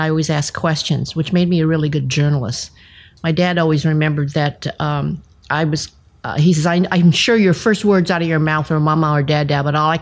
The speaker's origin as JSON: {"language": "English", "town": "Sacramento", "region": "California", "country": "United States", "tie": "born or raised there", "first_language": "English", "said": "I was born and raised in Sacramento, California, and I have lived my whole entire life in California"}